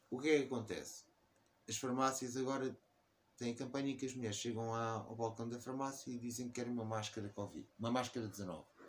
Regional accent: Portugal; eu cresci em Portugal e adoro em Portugal

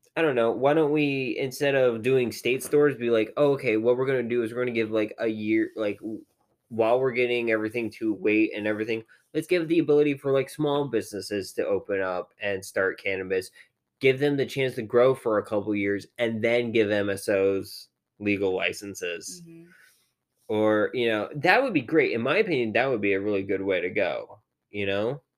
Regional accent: Virginia, United States; now in Pennsylvania, United States; where I grew up in Virginia

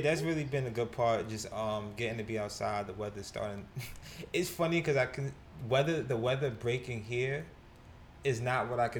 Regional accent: New York City, New York, United States; moved away; they'll know I'm from New York

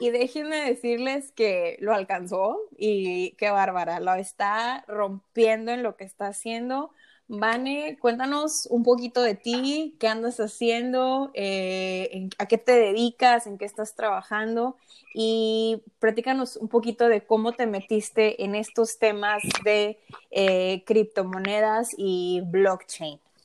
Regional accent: Mexico; Soy mexicana, emprendedora

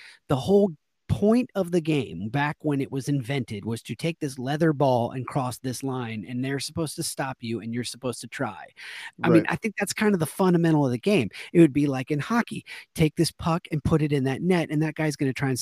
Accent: Seattle, Washington, United States; I'm from Seattle

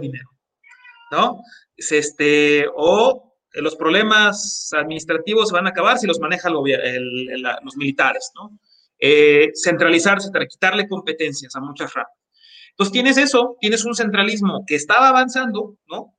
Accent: Jojutla, Morelos, Mexico; el municipio en el que yo nací, que es Cojutla

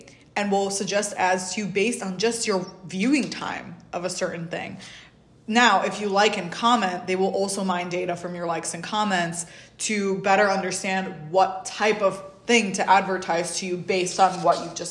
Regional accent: New York, United States; also born or lived in Uzbekistan; I'm from New York

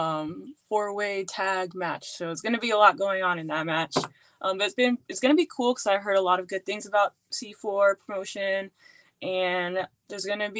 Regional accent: Washington, District of Columbia, United States; moved away; moving back home. So like right when I moved back to DC

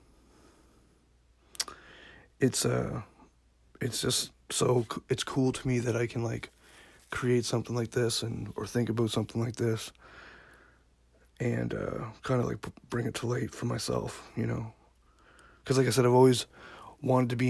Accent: Yarmouth, Nova Scotia, Canada; moved away as an adult; also born or lived in Alberta; now in Dartmouth, Canada; I grew up in Yarmouth, Nova Scotia. I'm a small town guy.

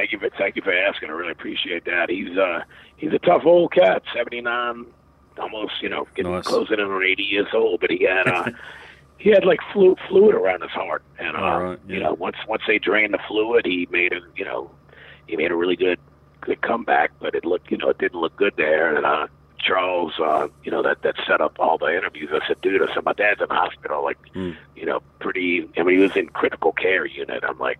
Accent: England, United Kingdom; born there; I was born in England in 1965

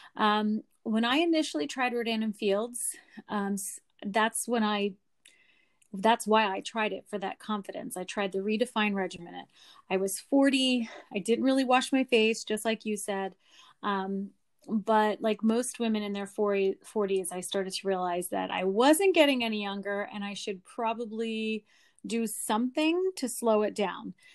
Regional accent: Lancaster, Pennsylvania, United States; I am from Lancaster, Pennsylvania

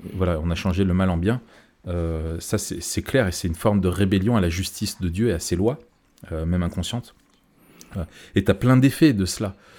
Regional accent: France; chez nous en France, dans notre pays

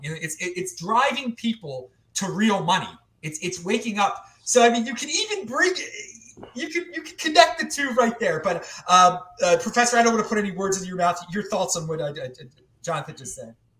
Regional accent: Baltimore, Maryland, United States; moved away; I'm from Baltimore originally.

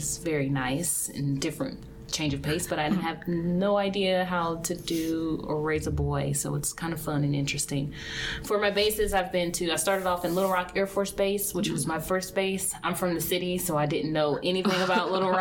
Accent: Indianapolis, Indiana, United States; moved away as an adult; also born or lived in Vandenberg / Misawa, Japan; now in Fairchild, United States; I grew up in Indianapolis, Indiana

